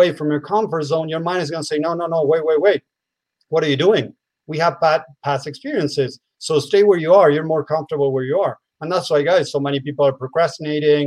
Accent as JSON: {"language": "English", "country": "Argentina", "also_born_or_lived": "United States", "moved": "as an adult", "said": "I'm from Argentina, but I lived in the state many years. Now I'm back in Argentina."}